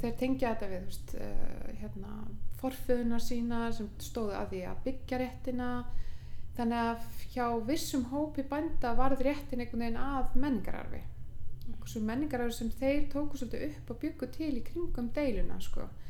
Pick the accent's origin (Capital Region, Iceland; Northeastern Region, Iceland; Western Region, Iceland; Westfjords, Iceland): Northeastern Region, Iceland; Aðaldalur, Suður-Þingeyjarsýsla; ég er sérst alin upp í Aðaldal, Suðuðingaðsíslu